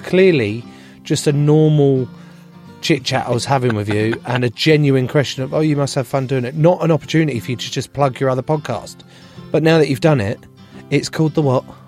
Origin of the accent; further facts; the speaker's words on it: England, United Kingdom; being English